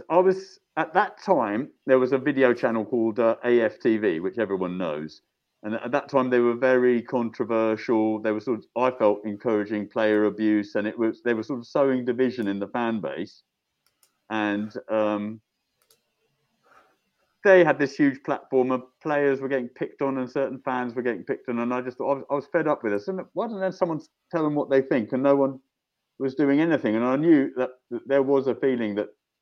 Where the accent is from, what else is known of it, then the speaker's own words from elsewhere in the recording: London, United Kingdom; I grew up mostly around Kentish Town